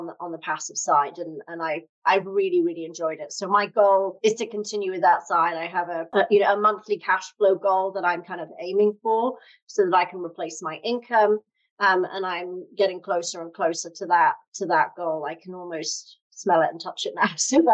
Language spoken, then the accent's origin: English; United Kingdom; moved away as an adult; now in United States; as you can tell from my funny accent, I'm from the UK originally, but I've lived in the US for 13 years.